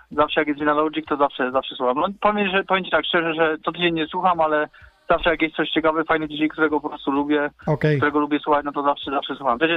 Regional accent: Konary, Poland; moved away as an adult; now in Nottingham, United Kingdom; ogólnie wychowałem się, wychowałem się tam niedaleko miejsca twojego, twojego zamieszkania, czyli w Konarach.

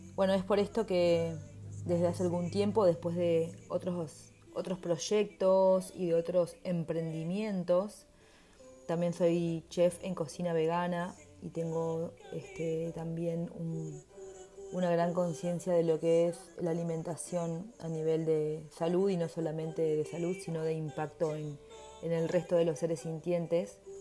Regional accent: Uruguay; also born or lived in Montevideo; soy uruguaya y vivo en Montevideo

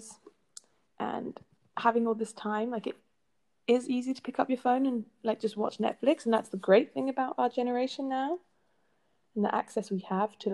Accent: England, United Kingdom; now in Netherlands; I'm originally from England, but I'm living in the Netherlands.

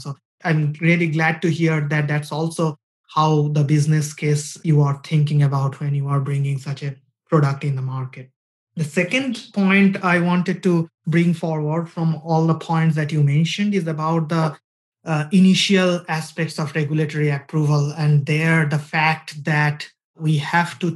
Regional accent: India; moved away; we come from India

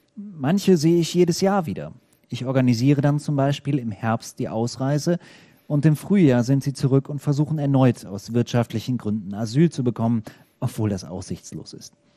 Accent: Bielefeld, North Rhine-Westphalia, Germany; moved away; In Bielefeld, ähm, meiner Heimatstadt sozusagen. Also aus der Ecke zumindest komme ich ursprünglich

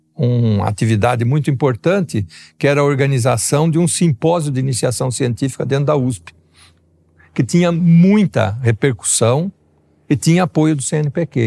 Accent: São Paulo, Brazil; also born or lived in Ribeirão Preto; eu vim de uma pequena cidade do interior de São Paulo, onde nós tivemos a vantagem de termos uma educação básica de excelente qualidade

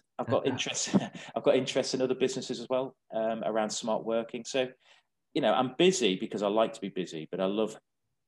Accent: the Wirral, North West England, United Kingdom; I was born on the Wirral

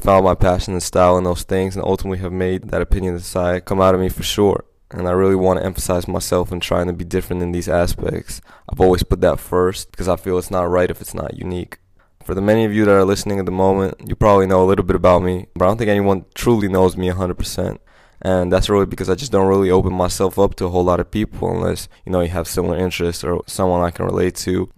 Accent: Los Angeles, California, United States; I'm a guy from Los Angeles, California, born and raised in the Hollywood area

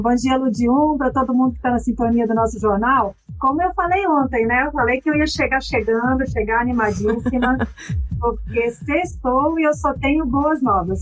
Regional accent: interior of Espírito Santo, Brazil; eu sou capixaba, quero já saudar a minha conterrânea Elisa Lucinda

